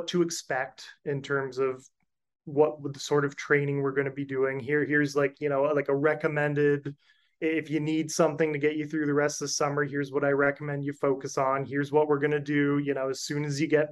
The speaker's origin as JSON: {"language": "English", "country": "Canada", "also_born_or_lived": "Alabama", "moved": "as an adult", "lives_now": "Coral Gables, United States", "said": "I know we're Canadian"}